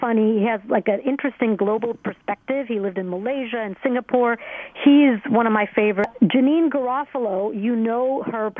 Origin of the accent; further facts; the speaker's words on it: Alabama, United States; I grew up in Alabama from 5th through 12th grade